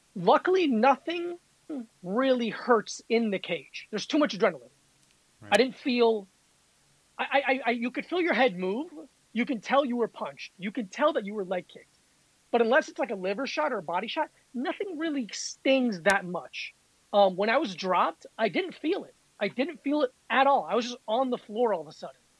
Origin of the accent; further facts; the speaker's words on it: South Florida, United States; moved away as an adult; now in New York, United States; I grew up in South Florida and I was the only uh, non-black kid in my school.